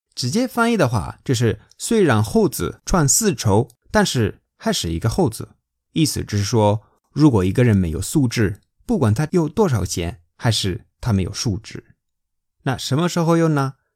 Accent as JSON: {"language": "Chinese", "country": "Spain", "second_language": "Chinese", "moved": "as an adult", "lives_now": "China", "said": "我是在中国生活工作六年的西班牙人"}